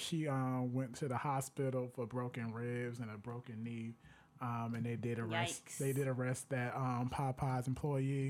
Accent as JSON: {"language": "English", "town": "Miami", "region": "Florida", "country": "United States", "tie": "born or raised there", "lives_now": "Orlando, United States", "said": "my hometown, the 305"}